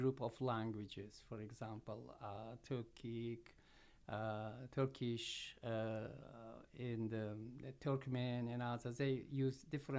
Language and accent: English; Uzbekistan; So, men Uzbekistan'danman. So I am from Uzbekistan.